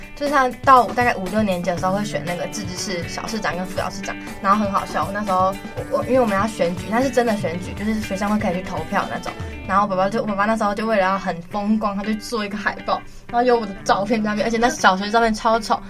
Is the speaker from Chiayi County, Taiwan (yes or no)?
no; Hualien, Hualien County, Taiwan; 我小，国小是在花莲市